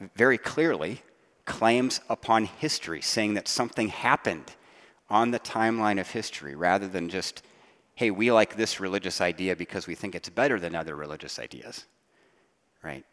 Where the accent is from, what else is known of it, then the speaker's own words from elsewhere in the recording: Ohio, United States; I grew up in Ohio